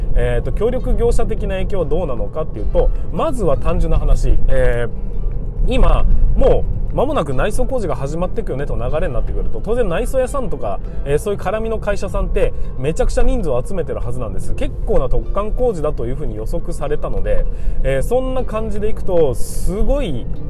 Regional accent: Hokkaido, Japan; 北海道ということもありますしね僕の地元

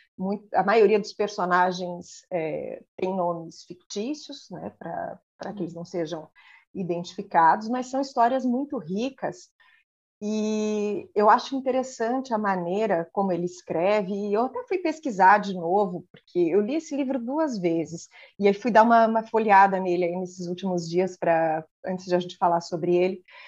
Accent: Mafra, Santa Catarina, Brazil; moved away; also born or lived in Rio Negro, Paraná; eu nasci no outro lado da ponte, né? Então, assim, no meu registro eu sou paranaense, mas eu vivi a vida hum. toda em Mafra

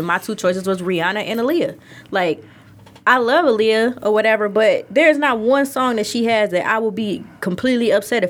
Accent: Detroit, Michigan, United States; because I'm from Detroit.

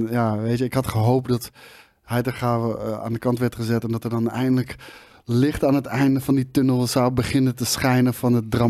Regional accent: The Hague, South Holland, Netherlands; Ik kom uit Den Haag en eh, nou, dat is altijd haat en nijd natuurlijk

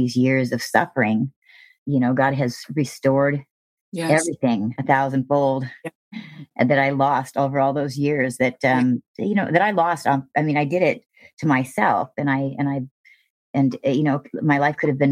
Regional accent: Thousand Oaks, California, United States; born or raised there

